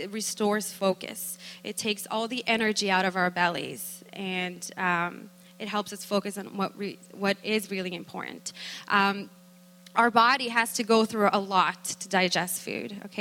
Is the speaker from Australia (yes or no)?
no; Brazil; moved away; we are from Brazil originally